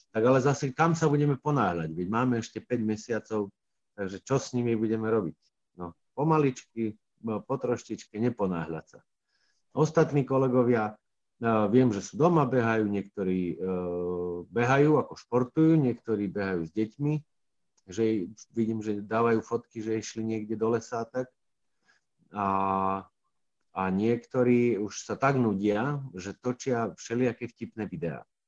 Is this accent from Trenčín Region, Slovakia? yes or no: no; Hriňová, Banská Bystrica Region, Slovakia; also born or lived in Brezno / Heľpa; potom sa naši presťahovali do Hriňovej, keď ja som mal 5 rokov